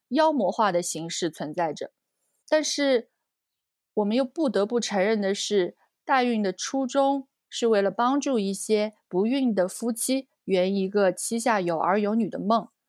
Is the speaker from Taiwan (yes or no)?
no; China; 哦，就是我们中国人概念里的借腹生子。